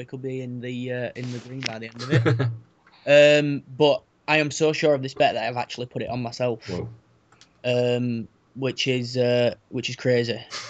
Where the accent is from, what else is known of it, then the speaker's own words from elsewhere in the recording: Rotherham, Yorkshire and the Humber, United Kingdom; My hometown team, Rotherham